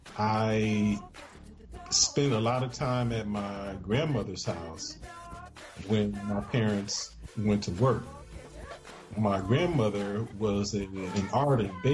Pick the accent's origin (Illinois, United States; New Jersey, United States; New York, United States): Illinois, United States; Chicago; I was born in Chicago, Illinois.